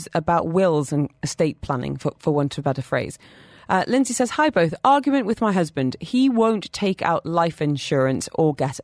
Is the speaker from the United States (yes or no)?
no; United Kingdom; now in Dubai, United Arab Emirates; we are both British.